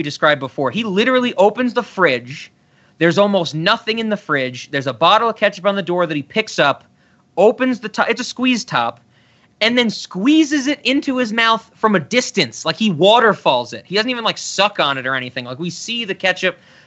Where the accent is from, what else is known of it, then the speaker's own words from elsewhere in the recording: New York City, New York, United States; moved away; I was born in the Bronx, and I got out of the hood